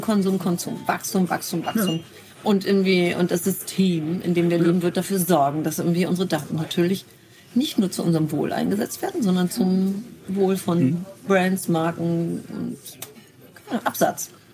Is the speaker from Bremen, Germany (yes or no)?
yes; Bremen, Germany; Nun bin ich in Fegesack aufgewachsen. Das ist ein, ein Ortsteil von Bremen